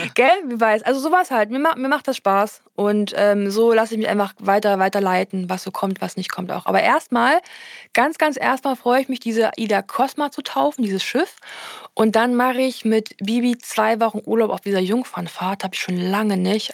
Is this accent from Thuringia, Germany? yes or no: yes; Erfurt, Thuringia, Germany; meine Heimatstadt Erfurt